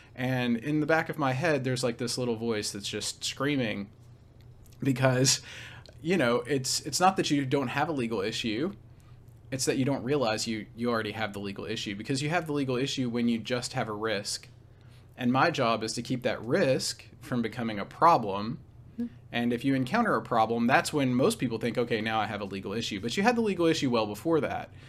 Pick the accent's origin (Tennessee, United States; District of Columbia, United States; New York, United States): Tennessee, United States; Nashville; also born or lived in Raleigh, North Carolina; I'm from, uh, near Nashville, Tennessee, so kind of, uh, the heartland of, of the, uh, southeastern United States.